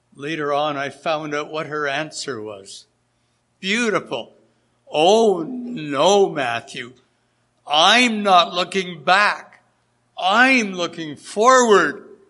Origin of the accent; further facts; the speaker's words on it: Hamilton, Ontario, Canada; in the assembly where I grew up in Hamilton, Ontario